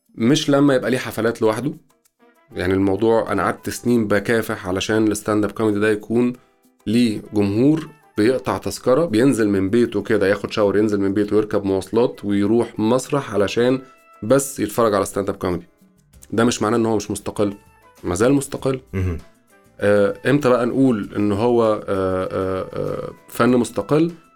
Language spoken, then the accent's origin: Arabic; Egypt; ساقية الصاوي عندنا في مصر